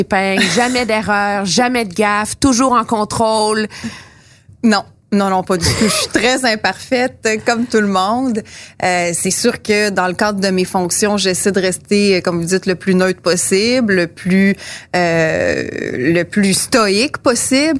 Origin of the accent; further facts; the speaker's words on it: Quebec City, Quebec, Canada; also born or lived in Greenfield Park, Quebec; je suis née à Greenfield Park, mais je suis arrivée à peut-être deux ans ici. donc, toute ma vie consciente a été ici à Québec.